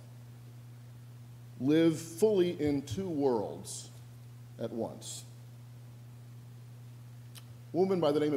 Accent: Spokane, Washington, United States; moved away; in my hometown of Spokane, Washington

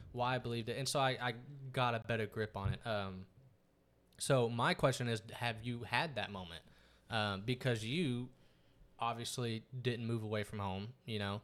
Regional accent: East Texas, United States; moved away as an adult; now in Dallas, United States; growing up in East Texas

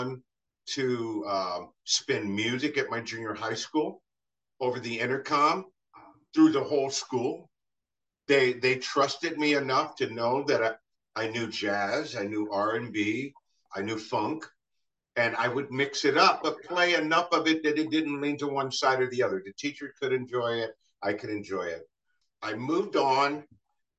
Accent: Ohio, United States; growing up in Ohio all this time

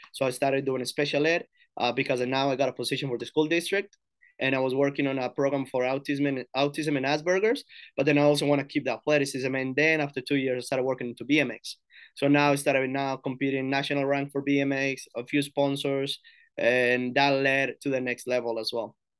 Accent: Girardota, Antioquia, Colombia; now in United States; I'm from Girardota, so it's like a town, like, thirty minutes from Medellin, Colombia

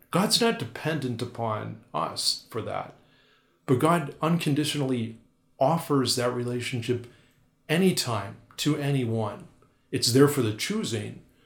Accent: North Dakota, United States; moved away as an adult; also born or lived in Milwaukee; I'm from North Dakota

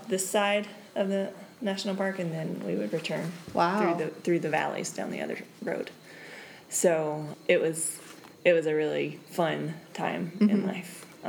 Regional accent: South Carolina, United States; moved away as an adult; now in Buena Vista, Bolivia; I grew up in South Carolina. And basically never left until I graduated from college.

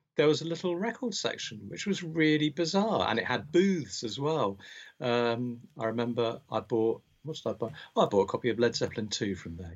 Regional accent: Berkshire, South East England, United Kingdom; also born or lived in Scotland; I was born in Scotland, but um, uh, from quite young I uh, grew up in Berkshire

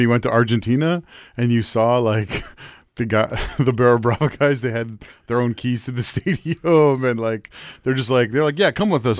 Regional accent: York Region, Ontario, Canada; I grew up in in York region

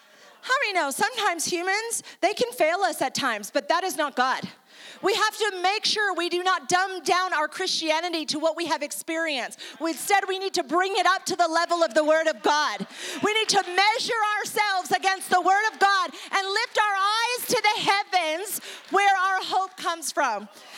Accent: Ecuador; also born or lived in New York, United States; I am originally from New York, I'm Italian and Jewish, and I moved to South America in Ecuador, donde yo hablo español también.

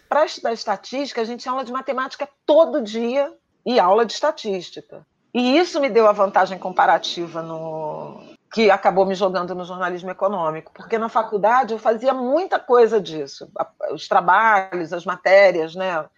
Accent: Rio de Janeiro, Brazil; eu cresci no subúrbio, né, de Irajá, em conjunto habitacional

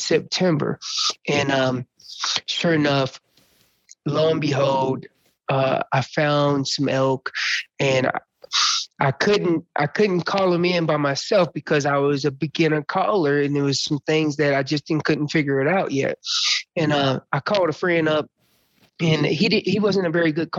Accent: Orange County, North Carolina, United States; moved away as an adult; also born or lived in Susanville, California; I'm from North Carolina, originally from, I would tell everybody where I'm from, but they probably won't know, but I'll tell you anyways, Orange County, North Carolina, and that's in Gulf is Hillsboro in Chapel Hill kind of areas

